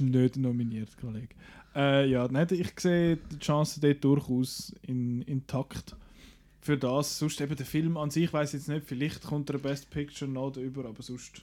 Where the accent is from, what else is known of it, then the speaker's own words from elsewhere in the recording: Switzerland; bei uns in der Schweiz